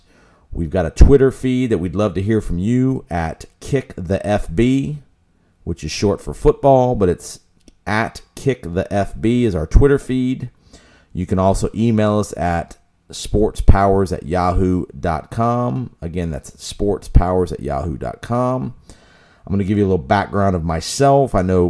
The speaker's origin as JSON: {"language": "English", "town": "Tampa", "region": "Florida", "country": "United States", "tie": "born or raised there", "said": "First off, I grew up here in Tampa. I'm about to be 45 years old."}